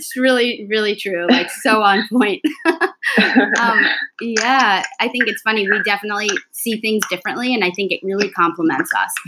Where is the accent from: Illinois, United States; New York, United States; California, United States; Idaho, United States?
New York, United States; Long Island; also born or lived in Cortland, New York; I grew up on Long Island, which is in New York.